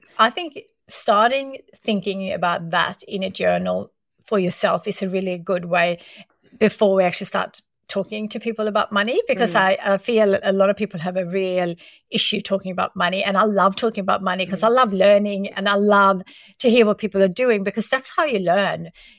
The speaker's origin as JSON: {"language": "English", "country": "Sweden", "moved": "yes", "lives_now": "Australia", "said": "I remember when I moved from Sweden to Australia, you know, we're not making a lot of money back then."}